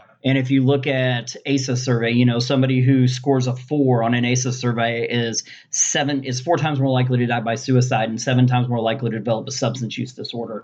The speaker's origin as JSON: {"language": "English", "region": "Southwest Missouri", "country": "United States", "said": "I'm from Southwest Missouri"}